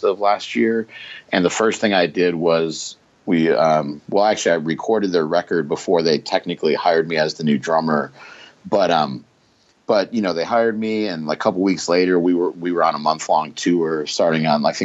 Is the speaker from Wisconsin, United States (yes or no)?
yes; Racine, Wisconsin, United States; where I grew up in Racine, Wisconsin